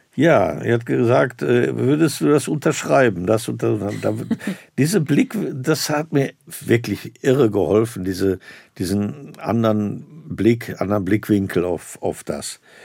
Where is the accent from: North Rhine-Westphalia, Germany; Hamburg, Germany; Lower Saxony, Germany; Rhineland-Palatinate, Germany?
North Rhine-Westphalia, Germany; Herne; dass ich da in meiner Heimatstadt Landestheater gesehen habe